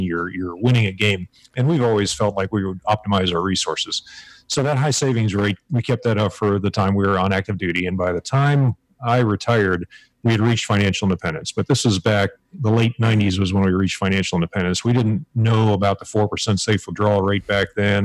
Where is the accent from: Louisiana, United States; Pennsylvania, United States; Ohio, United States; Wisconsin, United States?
Pennsylvania, United States; Pittsburgh; moved away as an adult; now in Hawaii, United States; I grew up outside of Pittsburgh, Pennsylvania